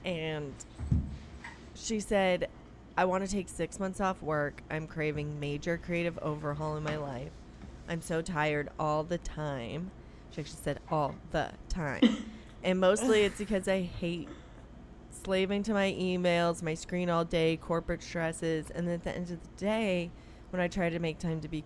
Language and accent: English; United States; as American women